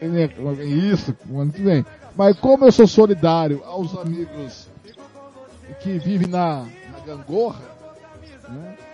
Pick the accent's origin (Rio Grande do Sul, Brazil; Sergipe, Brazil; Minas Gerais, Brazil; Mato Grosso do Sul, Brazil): Mato Grosso do Sul, Brazil; Deodápolis; Eu vim do Pelageg